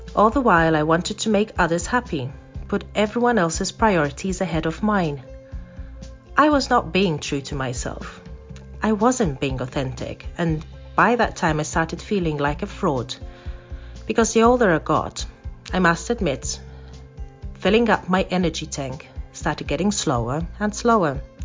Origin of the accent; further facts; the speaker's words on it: Malta; moved away as an adult; now in Zurich, Switzerland; I come from Malta, which is a tiny island in the Mediterranean, but moved to Zurich, Switzerland in 2006